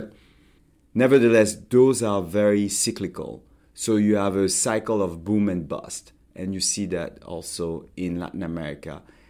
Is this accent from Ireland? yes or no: no; Montreal, Quebec, Canada; born there; I was born in Montreal. You may not know that. My parents were studying in Canada.